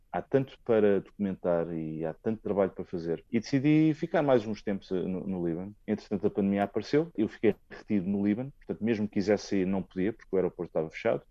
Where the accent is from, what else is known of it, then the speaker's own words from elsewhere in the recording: Portugal; venho de Portugal